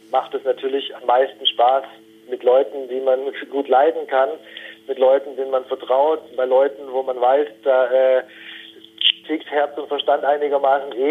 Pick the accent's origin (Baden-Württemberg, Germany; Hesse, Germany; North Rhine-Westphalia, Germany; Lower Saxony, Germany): Baden-Württemberg, Germany; born or raised there